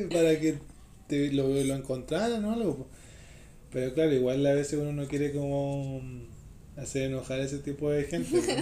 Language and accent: Spanish; Chile; aquí en Chile, eh, yo, el, o sea, obviamente, como chileno